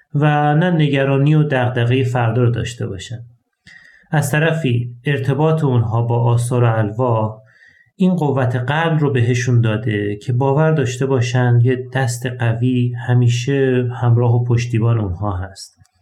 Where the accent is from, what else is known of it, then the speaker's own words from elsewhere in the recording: Ahvaz, Khuzestan, Iran; در شهر اهواز یکی از گرمترین شهرهای ایران توی خانواده مسلمان به دنیا اومدم